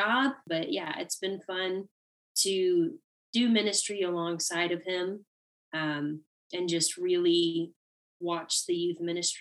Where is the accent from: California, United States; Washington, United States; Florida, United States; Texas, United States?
Florida, United States; Winter Haven; now in Tallahassee, United States; I am originally from Winter Haven, Florida, which is probably about 45 minutes away from Disney World